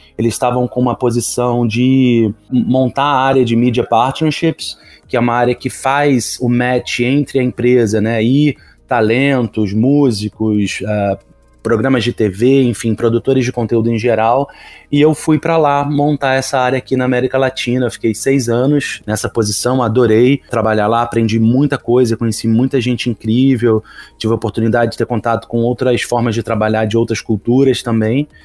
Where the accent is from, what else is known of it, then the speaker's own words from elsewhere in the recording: Rio de Janeiro, Brazil; Sou carioca